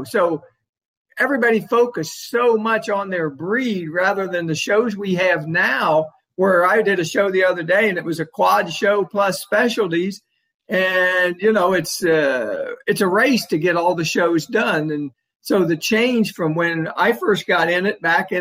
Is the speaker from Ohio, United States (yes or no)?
yes; Southern Ohio, United States; I grew up in Southern Ohio, and at that time, I lived in the city